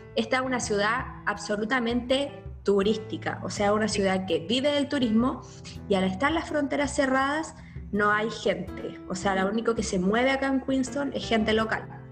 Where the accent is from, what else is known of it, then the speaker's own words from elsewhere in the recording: Chile; moved away as an adult; now in New Zealand; como chileno y como latino